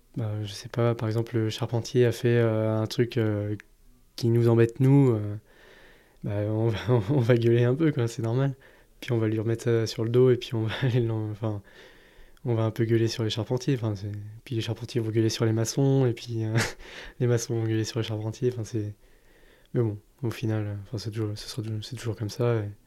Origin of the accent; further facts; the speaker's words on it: Pays de la Loire, France; moved away as an adult; also born or lived in Alsace / Toulouse; j'ai grandi dans cette région. J'ai bougé pas mal euh, entre temps, mais c'est vraiment ma région, euh, ma région natale.